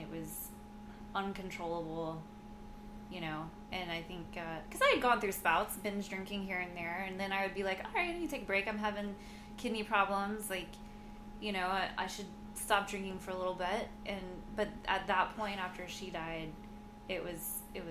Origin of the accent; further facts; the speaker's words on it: Houston, Texas, United States; we grew up together in Houston